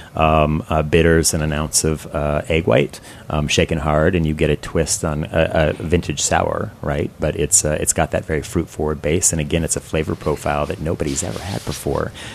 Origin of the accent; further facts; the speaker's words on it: Seattle, Washington, United States; now in Columbus, United States; I'm originally from Seattle